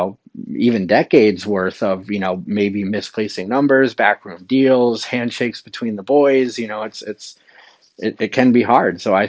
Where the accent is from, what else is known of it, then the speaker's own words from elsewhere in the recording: New England, United States; also born or lived in Florida / Wilton, New Hampshire; I'm a New England boy.